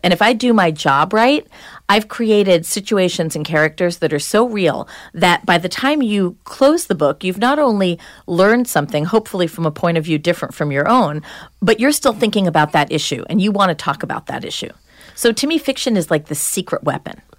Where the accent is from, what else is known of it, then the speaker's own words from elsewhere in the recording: Long Island, New York, United States; now in New Hampshire, United States; I was from Long Island. I grew up in the suburbs.